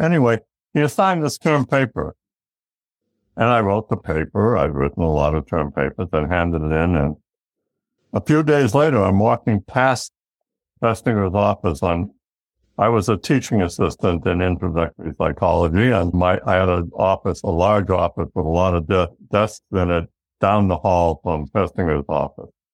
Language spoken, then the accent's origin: English; Massachusetts, United States; we lived in a, a blue collar town just a little bit northeast of Boston, Massachusetts